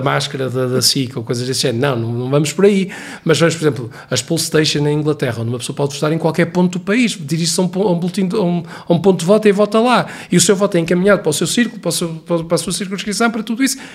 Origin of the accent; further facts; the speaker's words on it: Viana do Castelo, Portugal; eu sou recenseado em Viana do Castelo, porque é a minha terra onde eu nasci e onde vivi grande parte da minha vida.